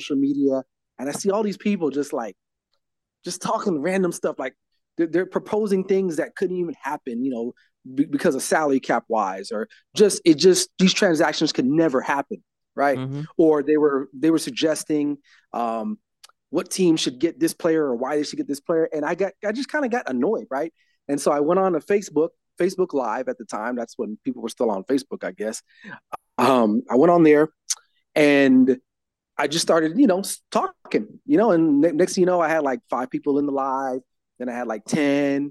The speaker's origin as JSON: {"language": "English", "town": "Los Angeles", "region": "California", "country": "United States", "tie": "born or raised there", "said": "I'm born and raised in Los Angeles, California"}